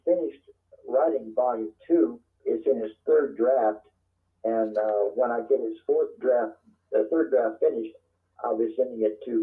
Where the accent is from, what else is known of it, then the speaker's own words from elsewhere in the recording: Covington, Louisiana, United States; now in Kentucky, United States; my hometown hero was the novelist Walker Percy